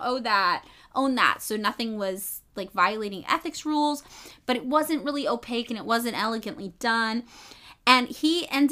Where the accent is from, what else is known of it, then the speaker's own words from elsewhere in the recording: United States; I'm from the United States